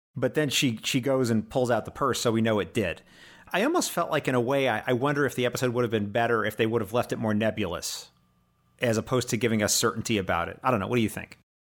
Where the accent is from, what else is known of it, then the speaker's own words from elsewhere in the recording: United States; I'm American